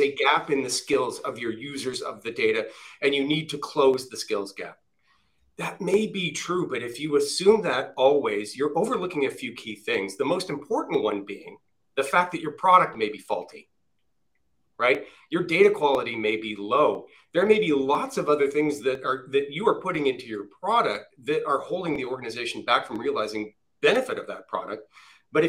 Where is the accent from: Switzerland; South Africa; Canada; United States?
Canada; I'm Canadian.